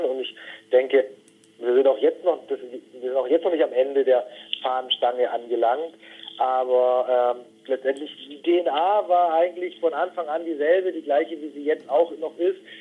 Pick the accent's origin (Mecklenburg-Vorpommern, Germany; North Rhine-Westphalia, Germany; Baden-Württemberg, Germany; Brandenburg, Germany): Baden-Württemberg, Germany; near Stuttgart; moved away as an adult; also born or lived in northern Germany; Wir sind äh, in der Nähe von Stuttgart gemeinsam aufgewachsen